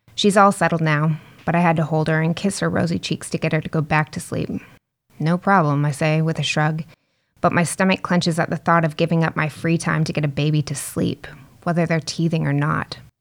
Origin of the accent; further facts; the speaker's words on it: North Carolina, United States; moved away as an adult; also born or lived in Canada / England; now in Brisbane, Australia; spent my adolescent years in North Carolina